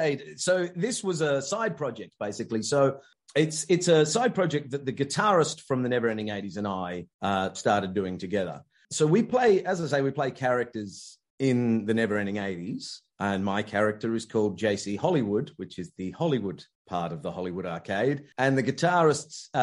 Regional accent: Richmond, London, United Kingdom; I was born in Richmond, Surrey

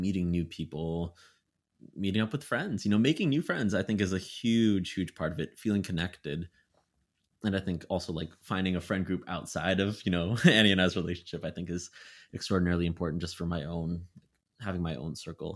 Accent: Vancouver, British Columbia, Canada; moved away; my hometown, Vancouver

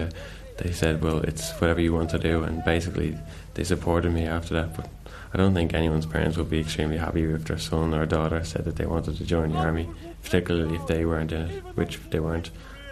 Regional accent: Bray, County Wicklow, Ireland; I'm 20 years of age and I'm from Bray, County Wicklow.

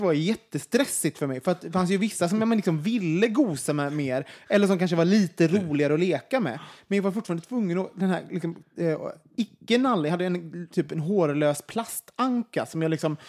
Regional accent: Sweden; som svenskar

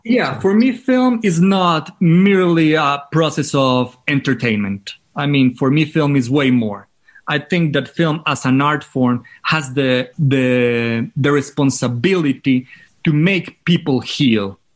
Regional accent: Manizales, Caldas, Colombia; English is a second language; also born or lived in San Francisco; my hometown is called Manizales

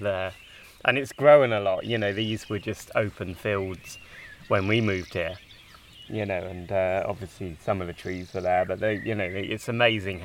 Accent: Bedfordshire and Buckinghamshire, England, United Kingdom; moved away as an adult; also born or lived in Exeter; I grew up in Bedfordshire and then Buckinghamshire.

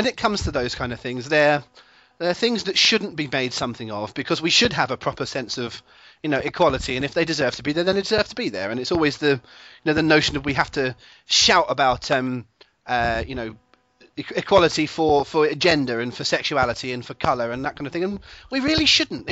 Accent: England, United Kingdom; I am an Englishman

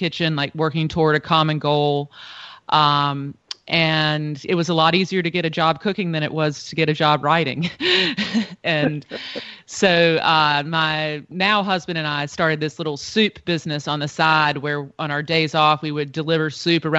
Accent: Eastern North Carolina, United States; moved away as an adult; also born or lived in New York; I grew up in Eastern North Carolina.

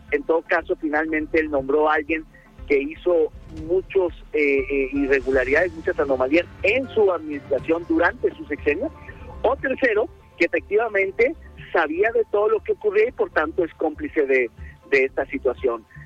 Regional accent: Mexico; como mexicanos

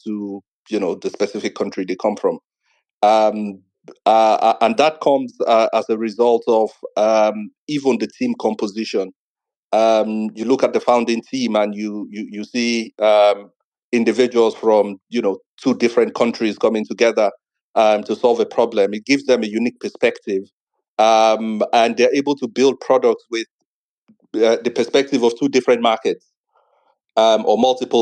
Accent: Nigeria; I'm Nigerian

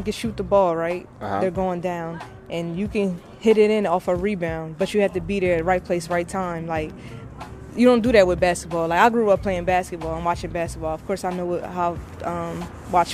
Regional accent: Philadelphia, Pennsylvania, United States; I'm from Philly

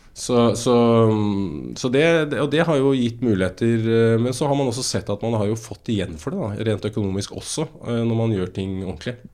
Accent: Asker, Akershus, Norway; jeg er født og oppvokst i Asker

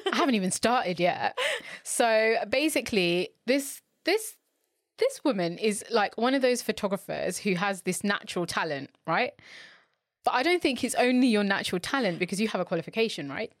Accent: London, United Kingdom; I'm from London

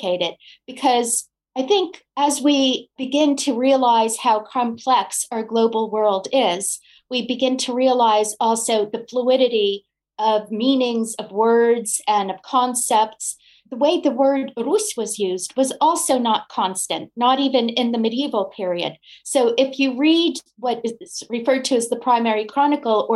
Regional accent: New York, United States; I am a New Yorker through and through

